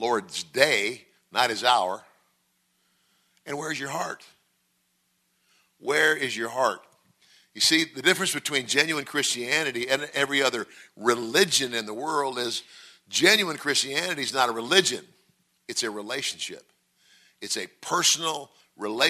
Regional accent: Nebraska, United States; moved away as an adult; now in Mississippi, United States; Originally, I'm from Nebraska

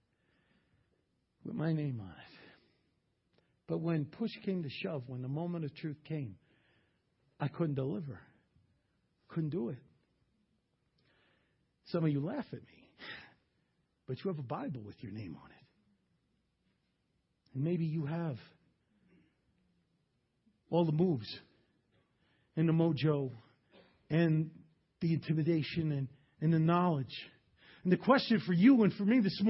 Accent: New York, United States; I grew up in New York.

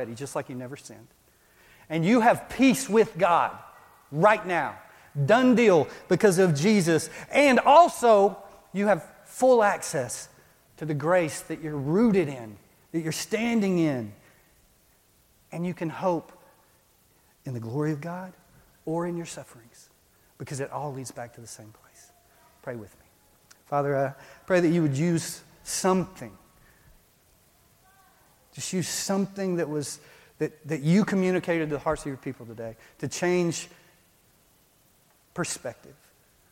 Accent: Texas, United States; moved away as an adult; I grew up in Texas. When we moved here 20 years ago, we went back to Texas a lot

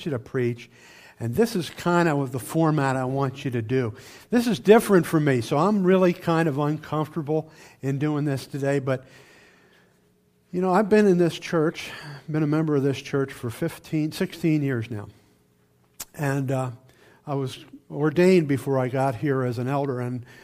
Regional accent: Camden, New Jersey, United States; I was born and raised in Camden, New Jersey, which is right across the river from Philadelphia

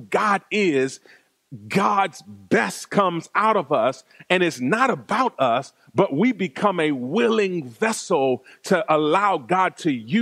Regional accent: Washington, District of Columbia, United States; growing up in Washington, D.C.

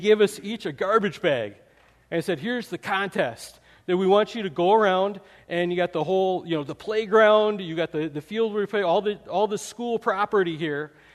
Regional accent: Wisconsin, United States; I grew up in Wisconsin

